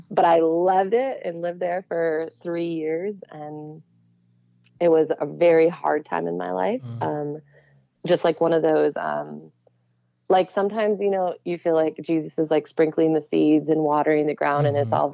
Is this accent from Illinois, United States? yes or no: yes; Yorkville, Illinois, United States; also born or lived in New York; So super like OG Yorkville suburb oh, of Chicago. I know where that like, is. Yeah, yeah born and raised. yeah, so I um, was yeah, grew up there and then um, went to grad school in New York.